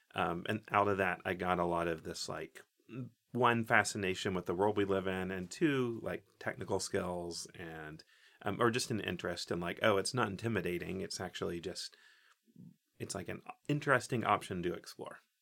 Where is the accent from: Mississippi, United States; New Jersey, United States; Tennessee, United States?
Tennessee, United States; Oak Ridge; I grew up in Oak Ridge, Tennessee, which is, so it's Tennessee, East Tennessee